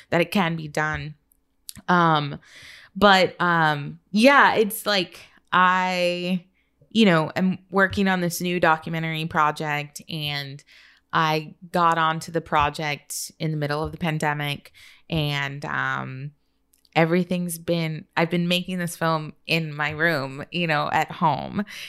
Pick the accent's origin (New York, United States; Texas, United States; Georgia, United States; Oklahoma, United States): Texas, United States; Austin; also born or lived in San Antonio; I was born in San Antonio, but my city's gonna be San Antonio, even though I was raised in Austin